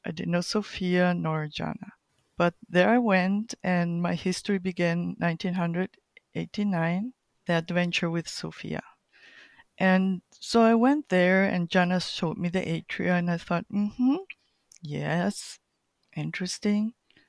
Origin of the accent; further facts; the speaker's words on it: Colombia; also born or lived in Chile; But main thing, I was born in Chile and grew up in Colombia. So those are my roots, main roots.